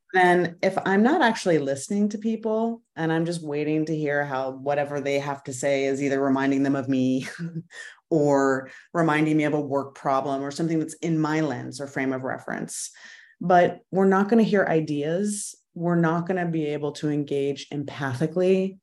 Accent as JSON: {"language": "English", "region": "Idaho", "country": "United States", "tie": "born or raised there", "also_born_or_lived": "Arizona", "moved": "as an adult", "lives_now": "Washington, D.C., United States", "said": "I grew up mostly in Idaho, bouncing from one small Western mountain town to another."}